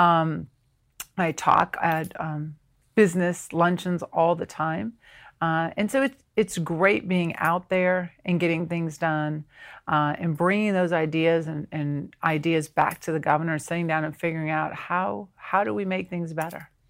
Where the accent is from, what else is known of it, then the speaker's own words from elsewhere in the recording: Ohio, United States; now in South Carolina, United States; born and raised in Ohio